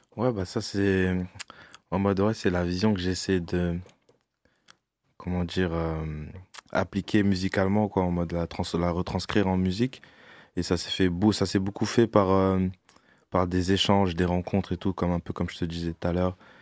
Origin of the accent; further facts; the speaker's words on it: Orléans, Centre-Val de Loire, France; moved away as an adult; also born or lived in Bordeaux; now in Paris, France; j'ai quitté Orléans, je suis parti à Bordeaux